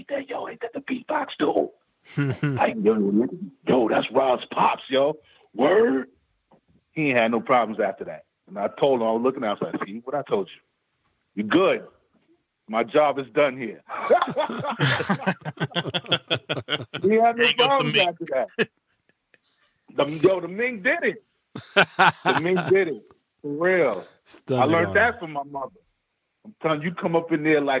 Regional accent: New York City, New York, United States; I grew up in Queens, but my mom's lived in Harlem.

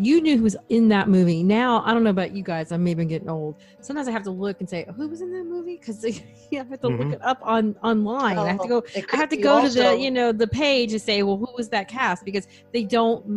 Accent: Clearwater, Florida, United States; I'm Clearwater, Florida.

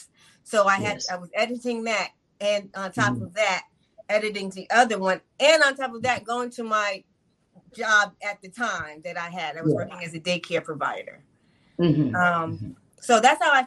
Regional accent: New York, United States; I grew up in New York

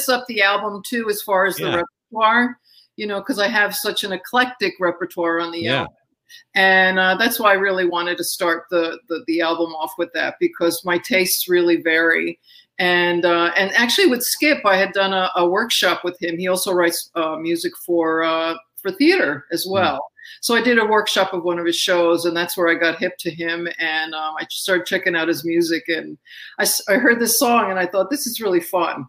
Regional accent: Astoria, New York, United States; I did. Astoria, Queens. Yeah.

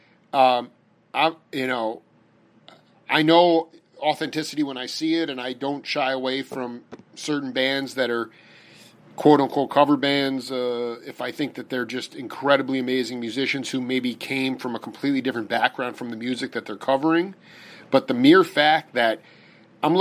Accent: Long Island, New York, United States; I'm from Long Island

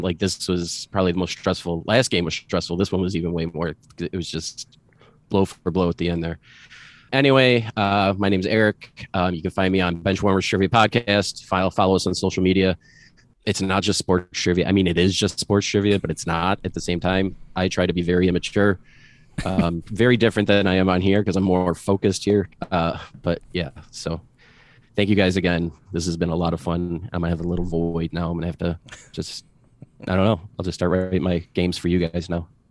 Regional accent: Philadelphia, Pennsylvania, United States; I was actually born in Philadelphia.

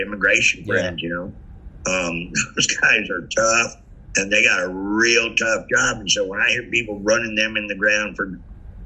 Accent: San Francisco, California, United States; I'm born and raised in San Francisco

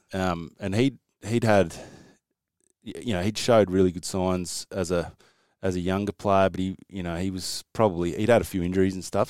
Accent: Northern Territory, Australia; moved away; also born or lived in South Australia; I grew up in the Northern Territory as a kid, so and quite remote

